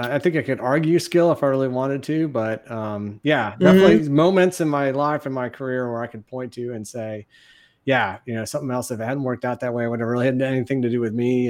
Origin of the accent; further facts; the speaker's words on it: Ann Arbor, Michigan, United States; moved away as an adult; now in San Antonio, United States; Born and raised in Michigan, went to high school in Ann Arbor